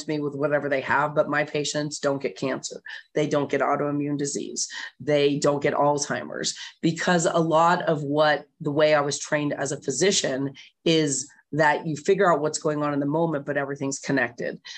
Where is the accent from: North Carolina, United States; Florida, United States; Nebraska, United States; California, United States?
California, United States; Bay Area; I grew up in the Bay Area, which is a very alternative place